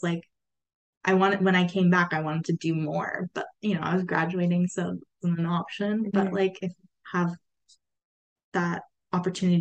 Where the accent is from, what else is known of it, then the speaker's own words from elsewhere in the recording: Turlock, California, United States; I've been in Turlock like all my life